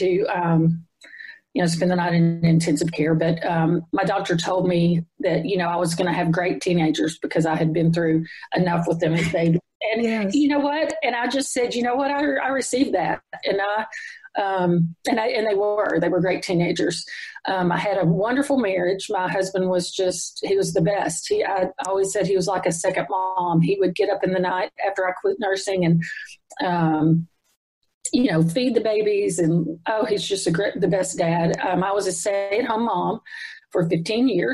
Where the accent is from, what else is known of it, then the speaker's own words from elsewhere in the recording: Cookeville, Tennessee, United States; I grew up in Cookeville, Tennessee, since I was 8 months old.